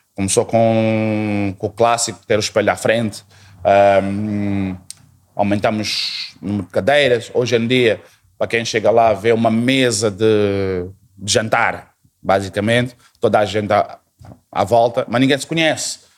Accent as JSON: {"language": "Portuguese", "country": "Portugal", "tie": "born or raised there", "also_born_or_lived": "unnamed African country of origin", "moved": "as an adult", "lives_now": "Mozambique", "said": "a minha passagem foi para Portugal, Portugal, a minha formação toda, a minha família toda também mudou por lá"}